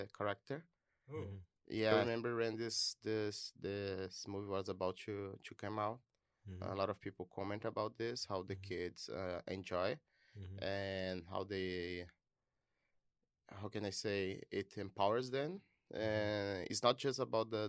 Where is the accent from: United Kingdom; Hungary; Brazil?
Brazil; moved away as an adult; I'm from Brazil. I'm an international student